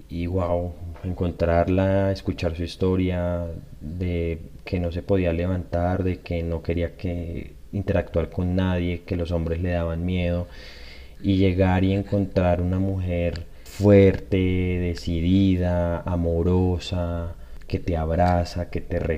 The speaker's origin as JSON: {"language": "Spanish", "country": "Colombia", "said": "positiva para la sociedad, positiva como colombiano, como colombianos, de pensarse en sanar en colectivo."}